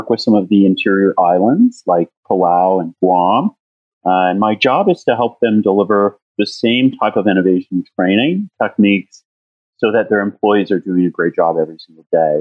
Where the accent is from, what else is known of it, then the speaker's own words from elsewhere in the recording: Denver, Colorado, United States; my hometown, which is Denver